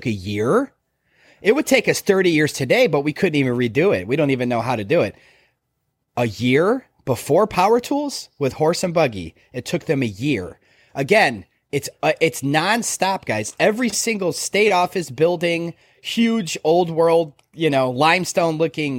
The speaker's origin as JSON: {"language": "English", "town": "Chicago", "region": "Illinois", "country": "United States", "tie": "born or raised there", "said": "I grew up in Chicago."}